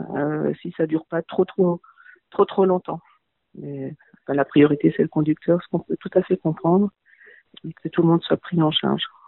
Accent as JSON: {"language": "French", "town": "Littenheim", "region": "Grand Est", "country": "France", "tie": "born or raised there", "said": "Littenheim, dont je suis originaire"}